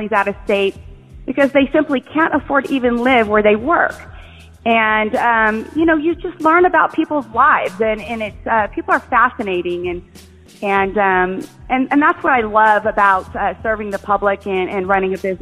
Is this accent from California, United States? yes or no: yes; Bakersfield, California, United States; moved away as an adult; also born or lived in San Luis Obispo, California; now in San Diego, United States; I was born in Bakersfield